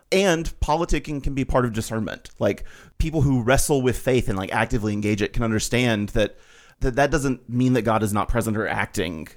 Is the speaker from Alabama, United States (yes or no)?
yes; Alabama, United States; I grew up Baptist in Alabama